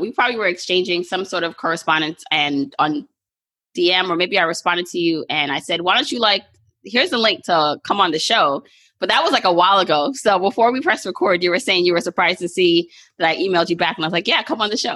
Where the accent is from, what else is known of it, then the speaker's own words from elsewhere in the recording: Jamaica; I'm Jamaican